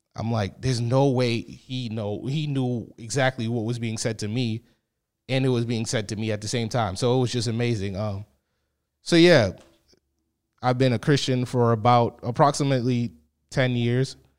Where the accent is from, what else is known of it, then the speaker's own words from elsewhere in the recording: Boston, Massachusetts, United States; I grew up in Boston, Massachusetts